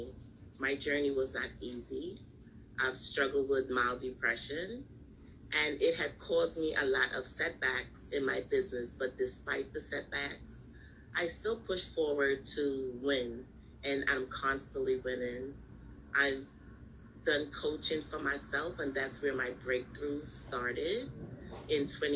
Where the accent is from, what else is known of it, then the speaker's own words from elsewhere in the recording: New York, United States; I'm from New York. I live in New York.